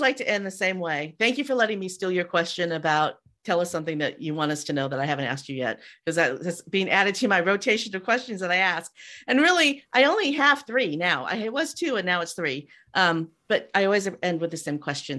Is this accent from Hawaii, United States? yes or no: no; Castroville, California, United States; moved away; I grew up in Castroville, which is the artichoke capital of the world